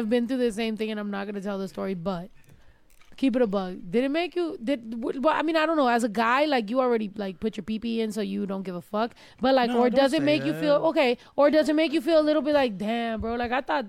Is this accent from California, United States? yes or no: yes; California, United States; also born or lived in Texas; Like, I was from California. I lived in Texas.